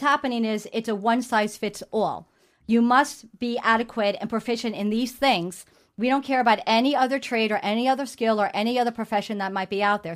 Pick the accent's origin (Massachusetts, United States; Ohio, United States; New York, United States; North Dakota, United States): New York, United States; New York City; being born and raised in New York City